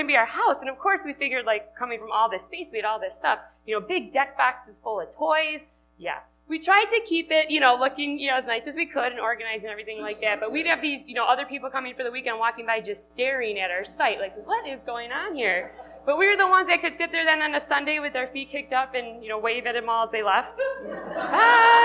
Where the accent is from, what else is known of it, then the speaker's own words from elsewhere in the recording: Wisconsin, United States; accent: Wisconsin; moved away as an adult; which you can tell from my accent, from Wisconsin.